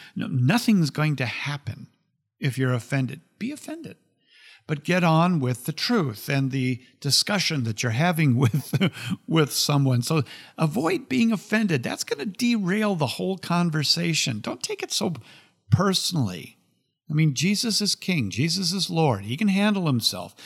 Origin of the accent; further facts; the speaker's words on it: United States; I'm an American